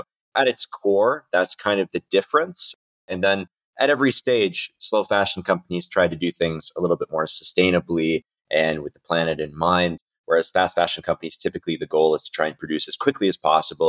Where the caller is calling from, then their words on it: Istanbul, Turkey; I am calling in today from Istanbul in Turkey.